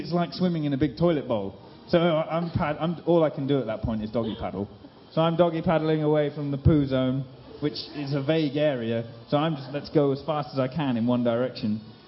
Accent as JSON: {"language": "English", "country": "Rwanda", "tie": "born or raised there", "also_born_or_lived": "Reading, England", "said": "I was born in Reading, that you've probably never heard of. It's somewhere in England. And then, but I don't remember Reading, because at 6 months, my parents took me to live in Africa. Until I was nine, I lived in a country called Rwanda in East Africa"}